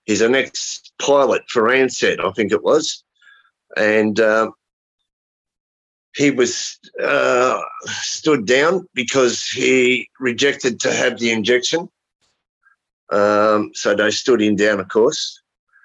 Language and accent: English; Australia; I'm from Australia.